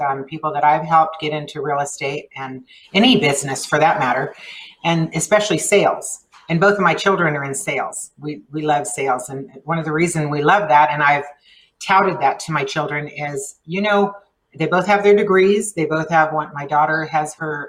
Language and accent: English; El Paso, Texas, United States; first language Spanish; English is a second language; I grew up here. I was born and raised here.